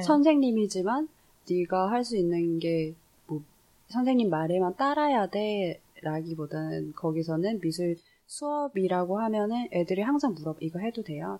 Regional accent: South Korea; moved away; 한국에서 자라서

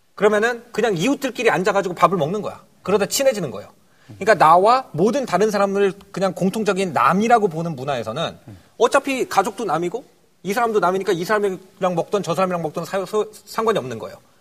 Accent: Wonju, Gangwon, South Korea; 초등학교 원주에서 나왔습니다.

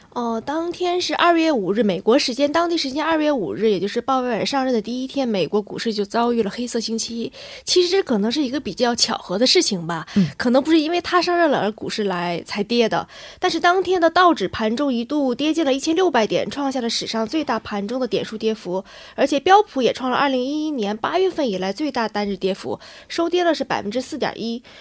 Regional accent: China; 我现在我们我我国的这种经济情况是下行风险比较大

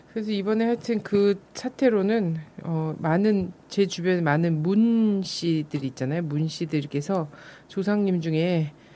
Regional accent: Chungcheong, South Korea; 충, 충청도 출신으로서

